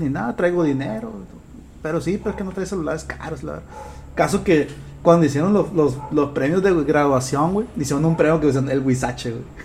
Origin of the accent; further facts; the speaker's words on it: Culiacán, Sinaloa, Mexico; also born or lived in Choix; mi mundo nada más era Culiacán